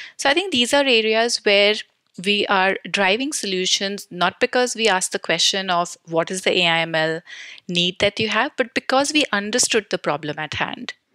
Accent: New Delhi, Delhi, India; I am born and brought up in New Delhi, India

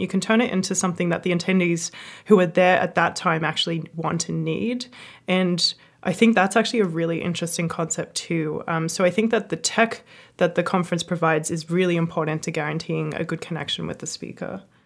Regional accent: Australia; I'm Australian

